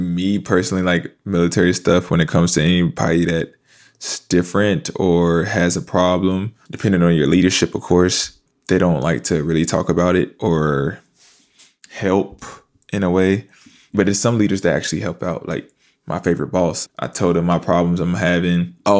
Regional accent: Fayetteville, North Carolina, United States; now in New York, United States; Fayetteville, North Carolina. Yeah, I'm an Army brat. My dad was in the Army.

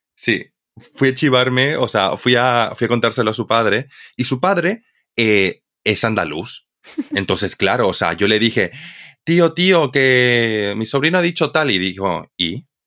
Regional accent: Bolivia; now in Spain; cuando yo era pequeño, yo vivía en Bolivia. Entonces, para mí, como boliviano

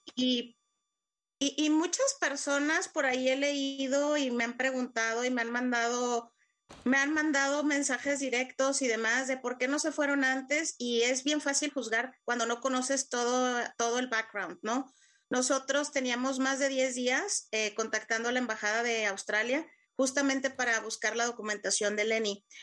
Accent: Mexico; moved away as an adult; now in Ukraine; yo soy de México

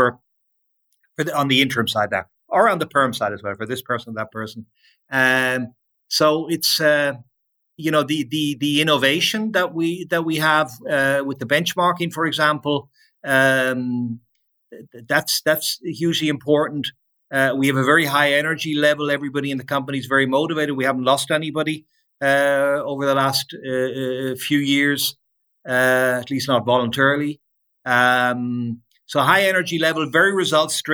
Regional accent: Ireland; moved away

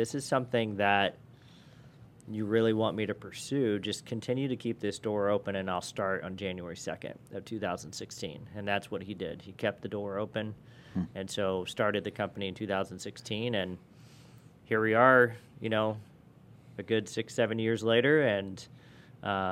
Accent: South Bend, Indiana, United States; also born or lived in Argos, Indiana / Chesterton, Indiana; I was born and raised in the South Bend area. In fourth grade, my parents moved down to Argus, which is about 30 minutes south of South Bend.

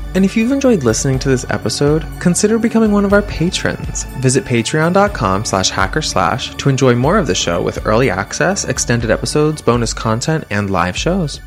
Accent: Massachusetts, United States; I'm from Massachusetts

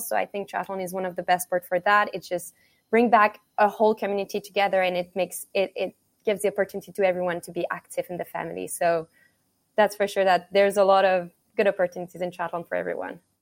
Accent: Montreal, Quebec, Canada; moved away; I'm from Montreal, Canada

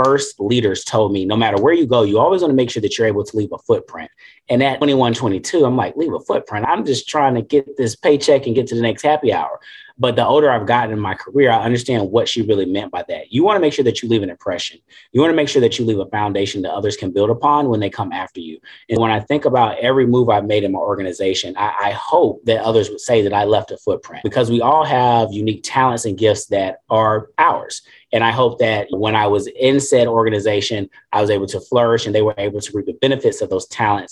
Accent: Greenville, South Carolina, United States; I grew up in Greenville, South Carolina.

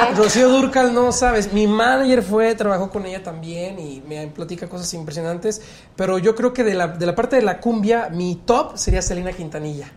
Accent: Progreso Industrial, State of Mexico, Mexico; Progreso Industrial es en mi pueblo

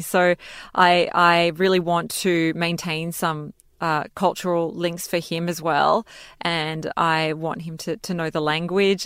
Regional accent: Australia; first language Serbo-Croatian; English is a second language; also born or lived in Belgrade, Serbia; now in New York, United States; we lived in Australia and I grew up there

